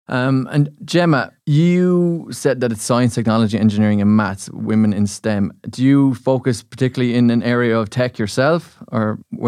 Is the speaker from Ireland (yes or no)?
yes; Munster, Ireland; I'm from Munster, I'm the only guy down from Munster.